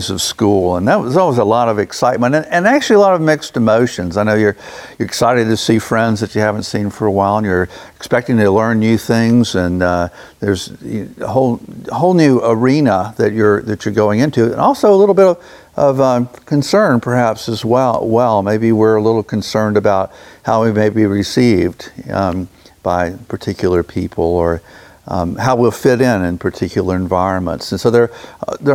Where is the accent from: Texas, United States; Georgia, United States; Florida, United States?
Florida, United States; Jacksonville; growing up in Jacksonville myself